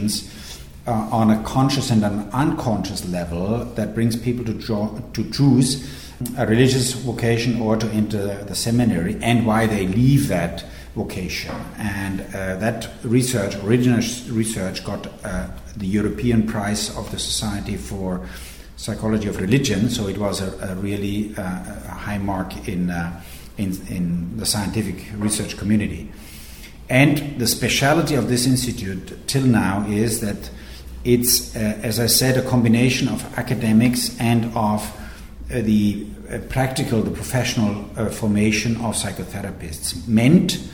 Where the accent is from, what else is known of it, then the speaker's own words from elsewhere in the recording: Regensburg, Bavaria, Germany; moved away as an adult; now in Rome, Italy; I grew up in Regensburg in the center of Bavaria in the south of Germany